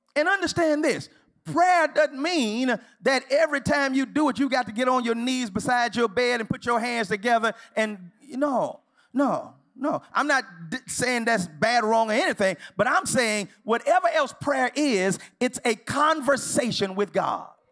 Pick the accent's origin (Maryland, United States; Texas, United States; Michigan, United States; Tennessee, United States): Texas, United States; Houston; now in Los Angeles, United States; I'm from Houston